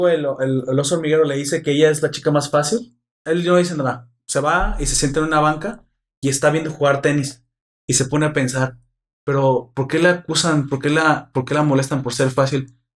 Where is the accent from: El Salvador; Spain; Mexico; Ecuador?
Mexico; Soy mexicano